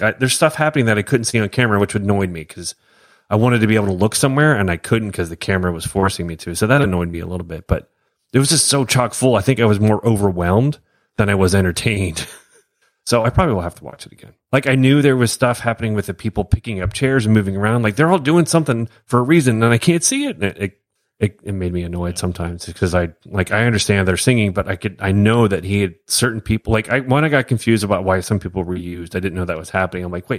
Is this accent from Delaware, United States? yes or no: yes; Wilmington, Delaware, United States; I grew up in Philly area, Wilmington, Delaware, actually.